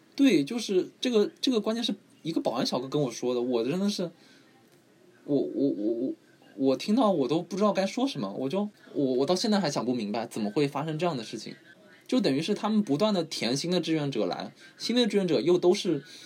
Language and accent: Chinese; Shanghai, China; 我是上海人